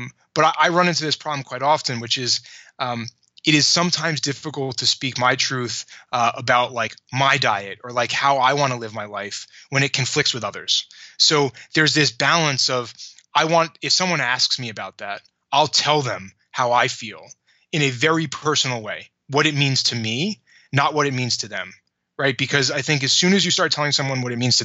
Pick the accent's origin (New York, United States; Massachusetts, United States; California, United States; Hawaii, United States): New York, United States; I grew up in New York.